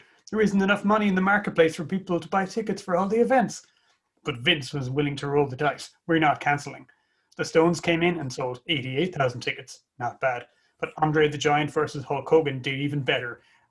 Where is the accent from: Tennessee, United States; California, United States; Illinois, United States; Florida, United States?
Florida, United States; Tampa; Things were starting to heat up at a TV taping in my hometown of Tampa